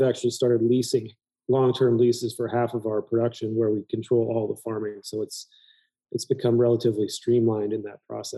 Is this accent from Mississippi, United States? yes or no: no; Graton, California, United States; also born or lived in Oregon; now in Healdsburg, United States; I grew up in Grayton, California, right by Iron Horse Winery